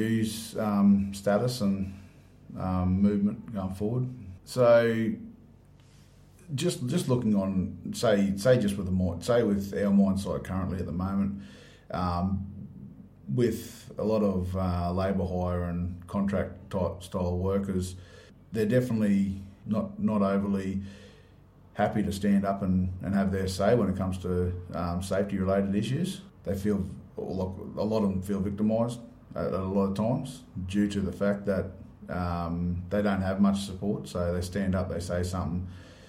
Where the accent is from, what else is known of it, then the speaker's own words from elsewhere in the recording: Moranbah, Queensland, Australia; Yep, so I grew up in Moranbah.